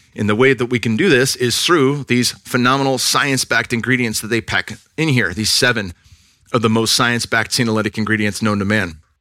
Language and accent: English; Northern California, United States; now in Texas, United States; I'm from Northern California, so it was a jump coming out here